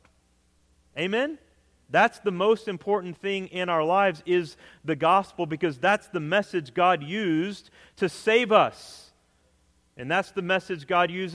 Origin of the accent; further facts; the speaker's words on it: Texas, United States; moved away; I grew up in Texas